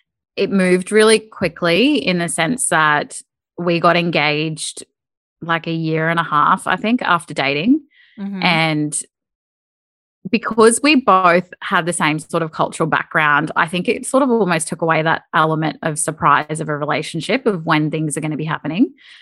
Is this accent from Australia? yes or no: yes; Queensland, Australia; because I'd just never done any snow sport in my life growing up in Queensland.